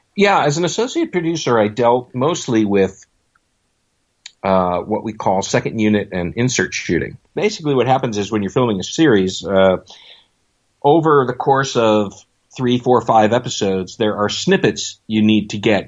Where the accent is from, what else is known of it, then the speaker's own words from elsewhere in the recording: Buffalo, New York, United States; moved away; I had gotten out of the Air Force and went back to my hometown of Buffalo, New York